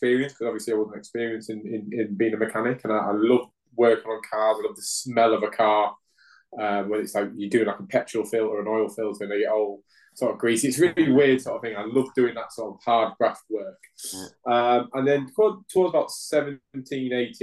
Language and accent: English; Hull, Yorkshire and the Humber, United Kingdom; now in Swindon, United Kingdom; I'm originally from Hull in Yorkshire. Currently living in Swindon